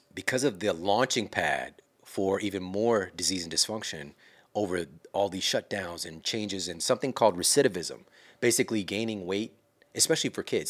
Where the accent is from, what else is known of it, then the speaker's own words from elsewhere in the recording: Ferguson, Missouri, United States; I'm from Ferguson, Missouri. I'm from St. Louis